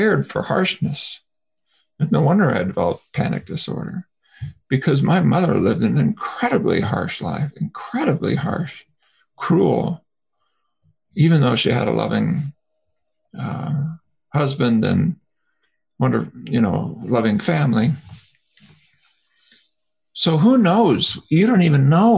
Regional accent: United States; being American

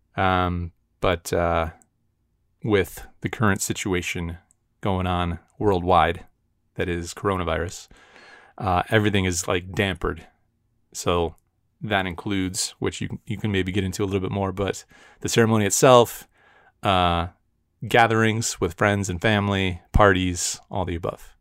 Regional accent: United States

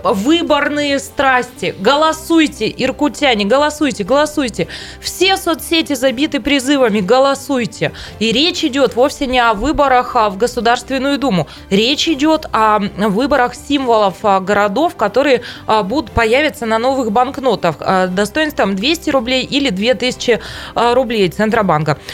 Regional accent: Taishet, Irkutsk Oblast, Russia; поездка на мою малую родину. Тайшету привет

